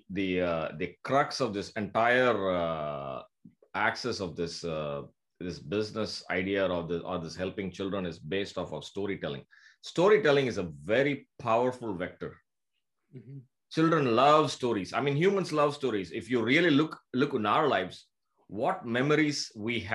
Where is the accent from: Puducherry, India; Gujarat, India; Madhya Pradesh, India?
Puducherry, India; moved away as an adult; also born or lived in Canada / Tampa, Florida; I'm from India, from a small town called Pondicherry.